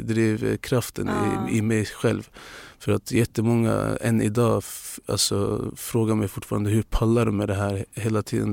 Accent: Luleå, Norrbotten County, Sweden; Swedish is a second language; now in Stockholm, Sweden; alla i min hemstad

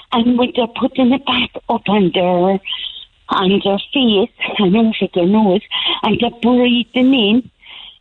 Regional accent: Carrickmacross, Ulster, Ireland; I'm from Carrickmacross originally

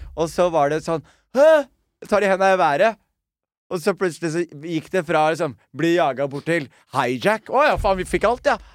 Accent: Skien, Telemark, Norway; moved away; also born or lived in Oslo; vi vokste opp som utlendinger i Skien

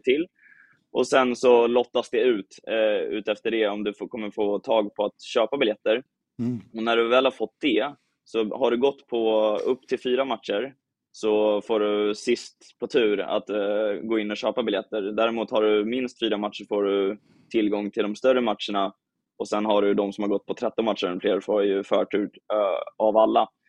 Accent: Åkersberga, Stockholm County, Sweden; now in Malmö, Sweden; jag är uppväxt i Åkersberga

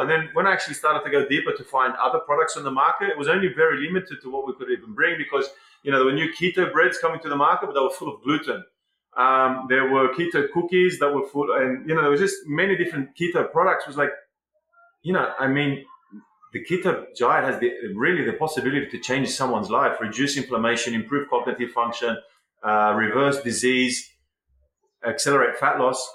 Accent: Sydney, New South Wales, Australia; moved away as an adult; now in Ibiza, Spain; I was born in Sydney 40 years ago

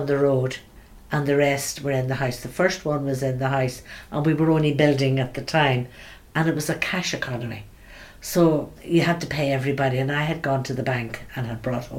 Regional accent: Belfast, Northern Ireland, United Kingdom; also born or lived in Sierra Leone / Nigeria; I was born in Belfast. I went to school with the Daughters of Charity from I was five

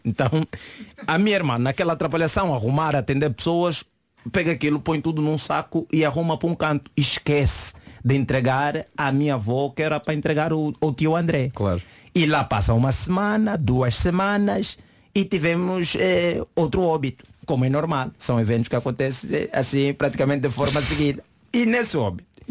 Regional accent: Angola; now in Portugal; eu sou angolano e nossas mães não, não nos deixam brincar com essas coisas.

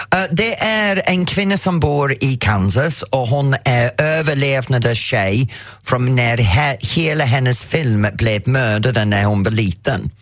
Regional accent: England, United Kingdom; Swedish is a second language; now in Sweden; jag är engelsk

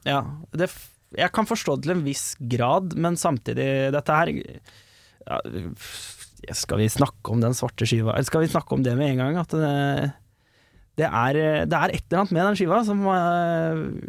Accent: Asker, Akershus, Norway; born or raised there

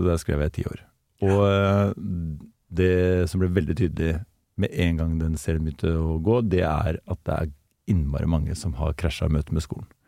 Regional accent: Gjøvik, Innlandet, Norway; also born or lived in Oslo; Jeg ble født i Oslo, men jeg vokste opp på Gjøvik.

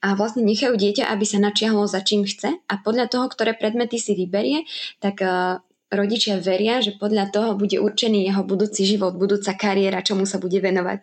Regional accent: Spiš, Slovakia; moved away as an adult; now in South Korea; ja aj môj manžel pochádzame zo Spiša, tak sme práve vybrali reprezentačné spišské kroje

